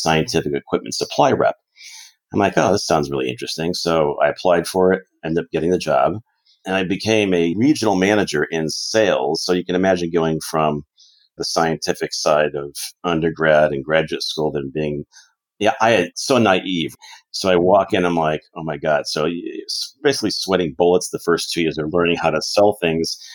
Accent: Connecticut, United States; now in Arizona, United States; when I was a young lad in Connecticut, growing up in Connecticut

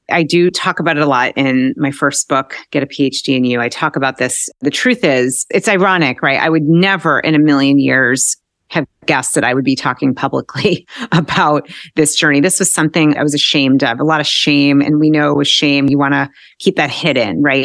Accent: Newton, Massachusetts, United States; I grew up outside of Boston in Newton

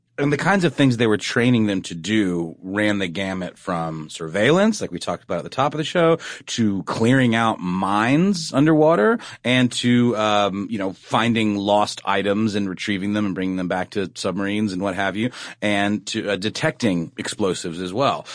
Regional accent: Augusta, Georgia, United States; my hometown of Augusta, Georgia

